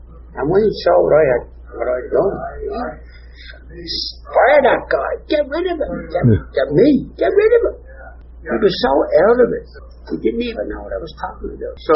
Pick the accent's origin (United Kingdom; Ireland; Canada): Ireland; also born or lived in Michigan; as an Irish kid